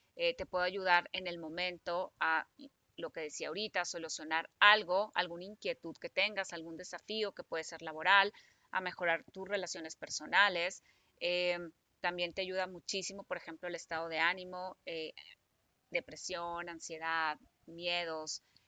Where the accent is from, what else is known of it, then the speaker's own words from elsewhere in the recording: Hermosillo, Sonora, Mexico; moved away as an adult; now in Guadalajara, Mexico; yo soy de Hermosillo, me vengo a trabajar aquí a Guadalajara, ya que salí de la carrera